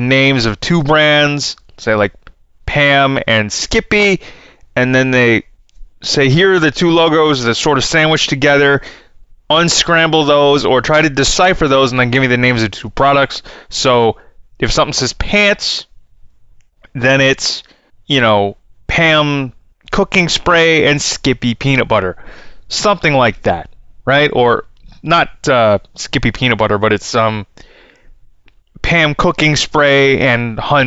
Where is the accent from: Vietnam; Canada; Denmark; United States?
Canada; I'm from Canada